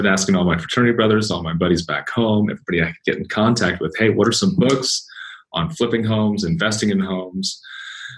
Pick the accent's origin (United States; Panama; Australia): United States; San Clemente, California; born and raised in San Clemente, California